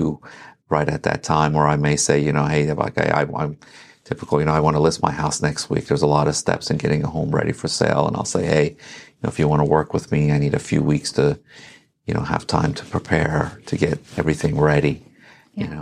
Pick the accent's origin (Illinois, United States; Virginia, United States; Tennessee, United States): Virginia, United States; Herndon; also born or lived in Iran / Reston, Virginia; now in Sterling, United States; So I grew up in Herndon, lived in Reston for 15 years after